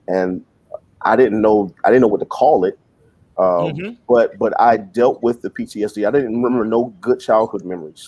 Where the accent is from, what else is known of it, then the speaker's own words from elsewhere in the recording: the South, United States; I grew up in the South.